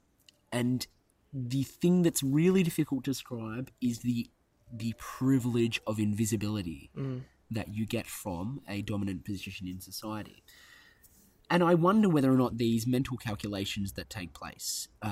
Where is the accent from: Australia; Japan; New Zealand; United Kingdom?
Australia; Central Coast, New South Wales; I'm Bogan from the Central Coast